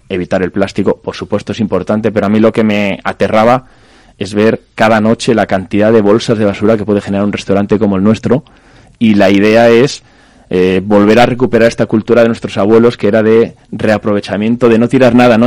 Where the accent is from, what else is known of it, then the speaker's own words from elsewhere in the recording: Zamora, Castile and León, Spain; somos muy cerquita de León, en Zamora, en nuestra zona